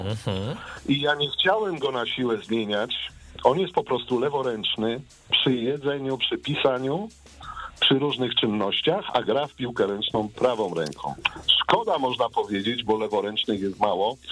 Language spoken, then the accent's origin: Polish; Łódź, Łódź Voivodeship, Poland; moved away as an adult; now in Luxembourg; pochodzę w ogóle z Łodzi, z miasta Łodzi